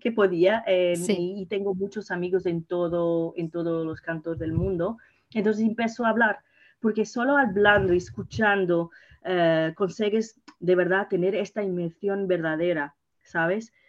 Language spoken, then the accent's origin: Spanish; Portugal; Spanish is a second language; also born or lived in Mozambique; soy portuguesa Sí. Y, claro, pero he nacido en Mozambique